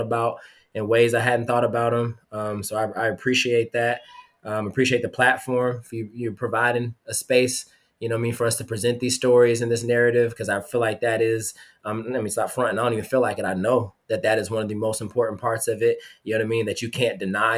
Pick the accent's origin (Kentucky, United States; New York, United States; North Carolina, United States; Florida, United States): North Carolina, United States; Charlotte; now in Petersburg, United States; I'm from Charlotte, North Carolina. I pulled up to high school with 212s in my trunk